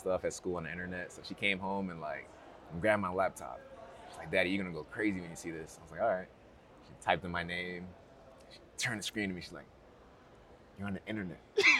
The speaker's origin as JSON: {"language": "English", "country": "United States", "tie": "born or raised there", "said": "I grew up in the States, so that's home."}